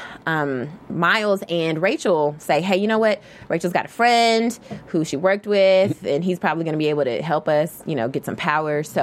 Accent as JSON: {"language": "English", "region": "Kentucky", "country": "United States", "said": "I'm kind of country. I'm from Kentucky"}